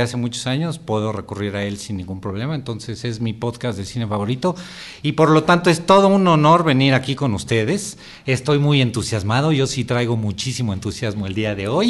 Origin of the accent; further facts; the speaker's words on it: Mexico; nosotros mismos como mexicanos